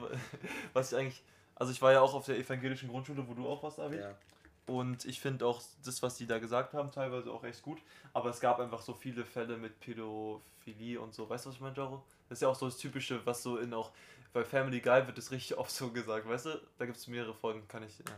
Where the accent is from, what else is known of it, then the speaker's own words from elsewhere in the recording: Potsdam, Brandenburg, Germany; es gibt eine Voltaire-Schule bei uns in Potsdam